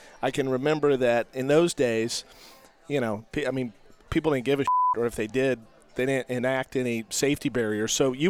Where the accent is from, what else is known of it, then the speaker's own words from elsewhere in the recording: Sacramento, California, United States; born there; also born or lived in Salt Lake City; Yeah, I was born in Sacramento. I kind of grew up all over because my dad was with Anheuser-Busch.